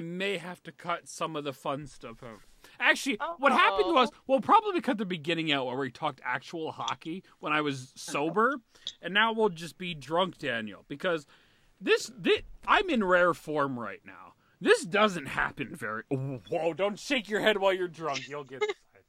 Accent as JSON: {"language": "English", "region": "East of England", "country": "United Kingdom", "tie": "born there", "said": "Because I was born in Britain. I was born in Essex, England, and now I'm British."}